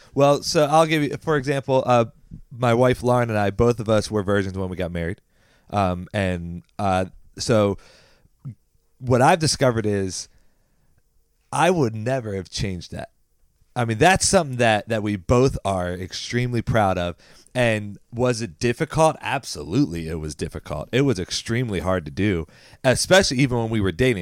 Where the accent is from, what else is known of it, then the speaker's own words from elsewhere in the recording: Baltimore County, Maryland, United States; we grew up in Baltimore County